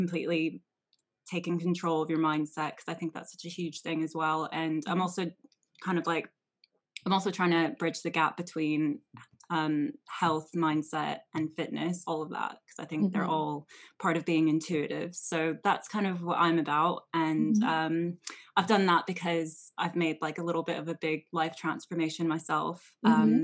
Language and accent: English; Anaheim, California, United States; So I grew up in Anaheim, so that's in California. I'm originally from California